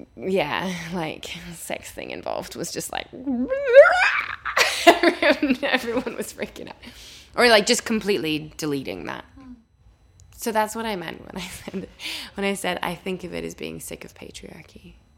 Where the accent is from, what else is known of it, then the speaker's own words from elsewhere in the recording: Winnipeg, Manitoba, Canada; moved away as an adult; now in London, United Kingdom; I am originally from Winnipeg, Manitoba, in Canada, but I've lived in London for about 11 years